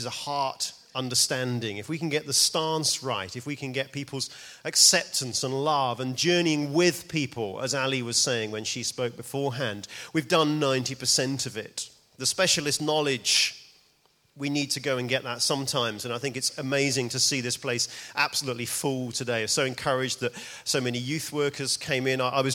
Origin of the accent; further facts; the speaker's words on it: New Malden, London, United Kingdom; moved away as an adult; now in Edinburgh, United Kingdom; I'm actually from around here. I'm from New Malden, just on the A3